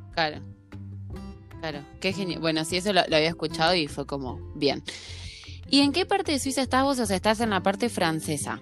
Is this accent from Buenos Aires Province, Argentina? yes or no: no; Santa Fe, Argentina; moved away as an adult; also born or lived in Ireland; now in Denmark; Yo me crié en un pueblo, soy de Santa Fe